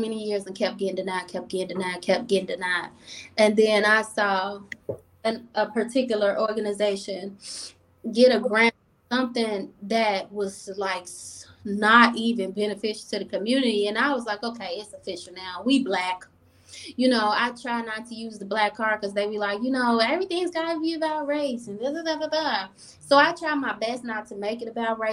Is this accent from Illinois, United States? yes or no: yes; Chicago, Illinois, United States; now in Rochester, United States; I come from Chicago where I was taught growth and development